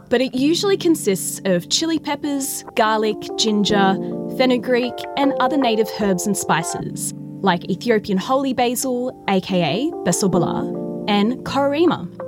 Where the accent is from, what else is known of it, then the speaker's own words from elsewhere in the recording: Melbourne, Victoria, Australia; As a kid, growing up in Melbourne in the early 90s